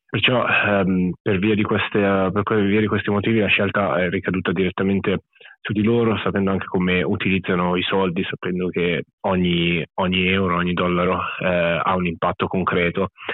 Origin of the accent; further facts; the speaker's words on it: Italy; moved away as an adult; also born or lived in Australia; sono cresciuto ovviamente in Italia fino a che avevo 26 anni